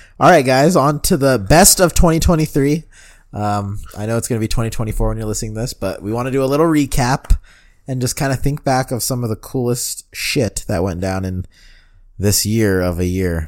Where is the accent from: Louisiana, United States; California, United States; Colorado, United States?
Colorado, United States; Denver